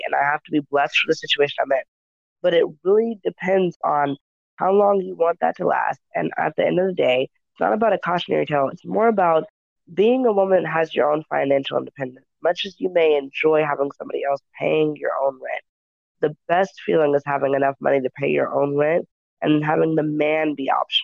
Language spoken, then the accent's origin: English; the South, United States; moved away; I grew up in the South, and so it took me a moment when I got back to the South as an adult